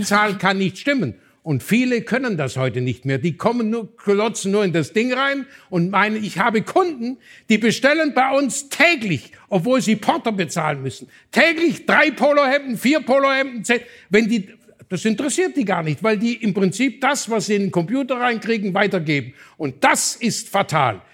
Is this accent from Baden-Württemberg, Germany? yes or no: yes; Swabia, Baden-Württemberg, Germany; als Schwabe